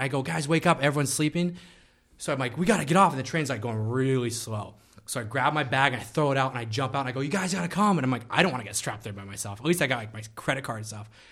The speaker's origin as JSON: {"language": "English", "country": "United States"}